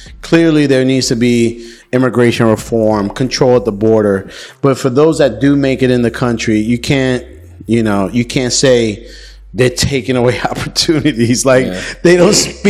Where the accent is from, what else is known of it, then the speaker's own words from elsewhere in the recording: New York City, New York, United States; I grew up in the Bronx. I left my neighborhood at 16